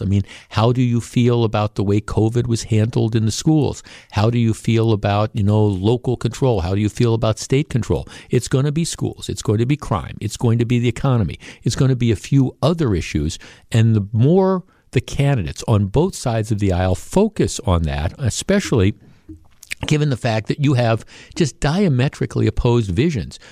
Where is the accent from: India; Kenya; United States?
United States; Glendale, Wisconsin; when I was a kid growing up in Glendale